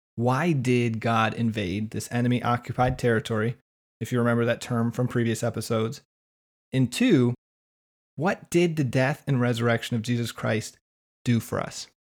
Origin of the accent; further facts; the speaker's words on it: West Michigan, United States; growing up in West Michigan